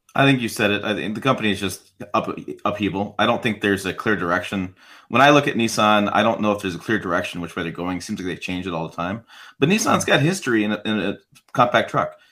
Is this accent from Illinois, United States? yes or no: no; Michigan, United States; grew up in Michigan